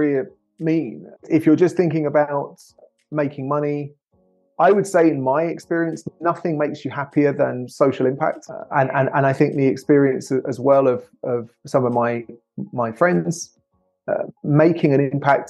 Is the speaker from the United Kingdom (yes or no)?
yes; England, United Kingdom; now in United States; as an English person living in the US